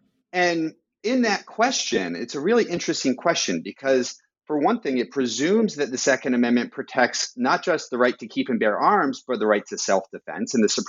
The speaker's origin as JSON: {"language": "English", "town": "Saratoga", "region": "New York", "country": "United States", "said": "I'm from Saratoga and spent a lot of time in Troy. And I also spent 16 years in New York City."}